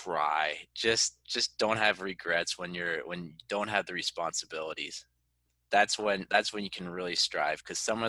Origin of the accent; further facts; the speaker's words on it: United States; moved away as an adult; here in my home country